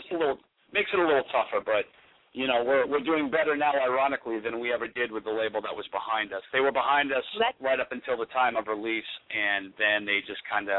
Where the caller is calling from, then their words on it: Manchester, New Hampshire, United States; We're actually calling from Manchester, New Hampshire.